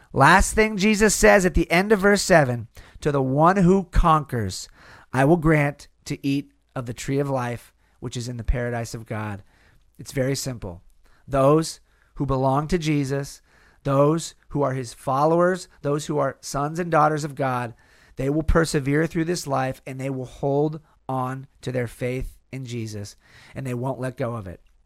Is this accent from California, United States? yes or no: yes; California, United States; in California, in my home state